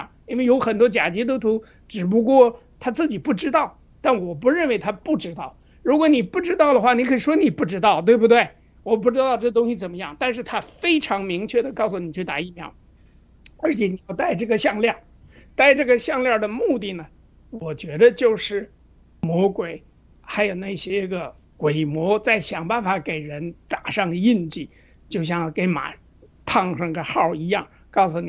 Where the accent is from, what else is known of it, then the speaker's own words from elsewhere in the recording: China; 就是我们中国人，我觉着有一个很共性的一个东西，